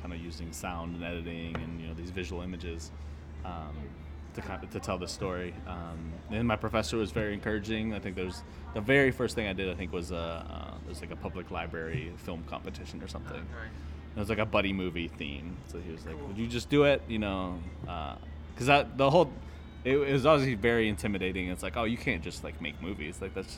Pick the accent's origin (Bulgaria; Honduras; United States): Honduras; I grew up in Honduras, so grew up loving movies, going to movies a lot.